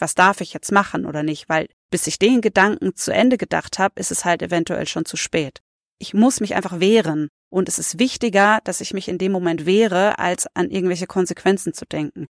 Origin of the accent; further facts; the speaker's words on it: the Oktoberfest area, Bavaria, Germany; ich komme aus der Ecke